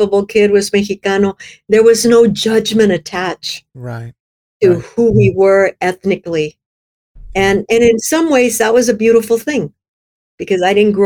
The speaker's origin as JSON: {"language": "English", "region": "South Texas", "country": "United States", "tie": "born or raised there", "also_born_or_lived": "Midwest", "moved": "as an adult", "lives_now": "California, United States", "said": "I grew up in South Texas, but we weren't immigrants"}